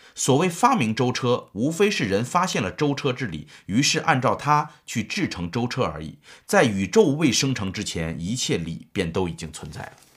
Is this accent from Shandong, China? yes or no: no; Shaanxi, China; 张载是我们陕西人